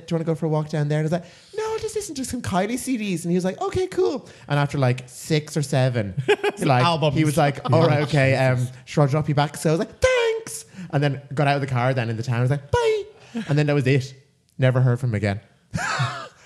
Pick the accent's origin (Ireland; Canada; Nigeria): Ireland; accent: Irish; now in London, United Kingdom; the Irish accent